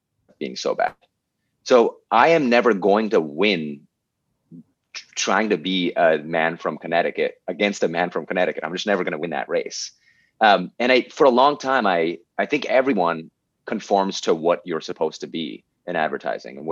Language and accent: English; Pakistan; moved away as an adult; I'm just here from Pakistan, right? Like I'm three paychecks away from having to move back to Pakistan